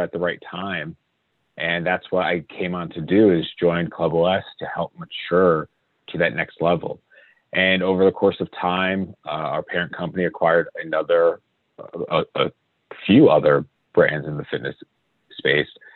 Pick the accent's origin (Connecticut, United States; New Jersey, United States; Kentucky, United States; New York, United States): Connecticut, United States; I grew up in Connecticut